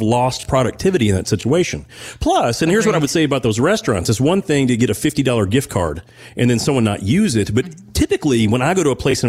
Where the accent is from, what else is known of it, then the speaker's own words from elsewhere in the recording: Owensboro, Kentucky, United States; moved away; I'm originally from Owensboro